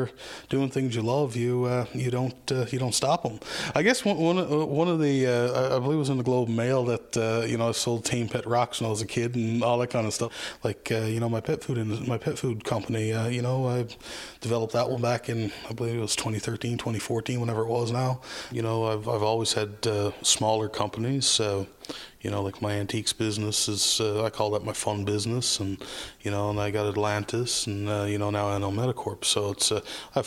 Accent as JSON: {"language": "English", "town": "Blaketown", "region": "Newfoundland and Labrador", "country": "Canada", "said": "I'm from Blaketown, which is an outport community roughly about 45 minutes from St. John's."}